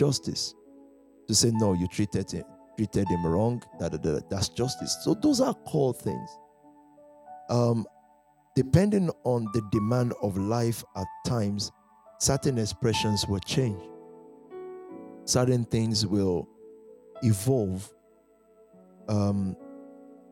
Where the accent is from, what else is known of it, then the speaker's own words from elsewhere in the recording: Nigeria; moved away as an adult; I've even forgotten I'm from Nigeria